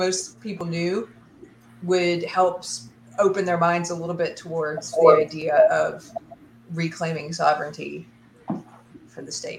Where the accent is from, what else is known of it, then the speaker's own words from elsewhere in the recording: South Carolina, United States; now in Texas, United States; I'm a Southerner, I'm from South Carolina, but now I'm a Texan.